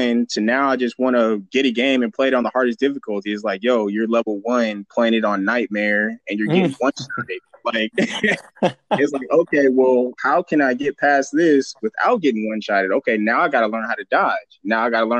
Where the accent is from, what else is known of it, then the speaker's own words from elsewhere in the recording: the High Desert, California, United States; also born or lived in Fontana, California; I moved from Fontana in the middle of second grade to the high desert